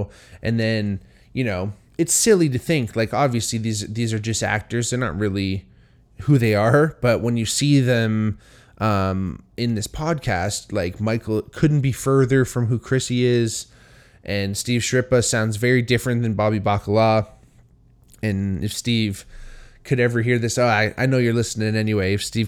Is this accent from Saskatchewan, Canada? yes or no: no; Hamilton, Ontario, Canada; I think growing up where I grew up here in Hamilton, it's a very Italian town.